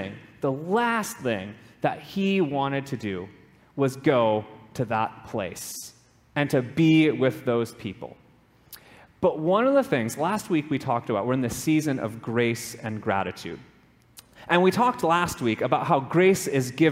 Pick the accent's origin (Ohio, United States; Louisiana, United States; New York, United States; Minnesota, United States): Minnesota, United States; moved away as an adult; also born or lived in California / Raleigh-Durham, North Carolina; now in Hawaii, United States; I grew up in Minnesota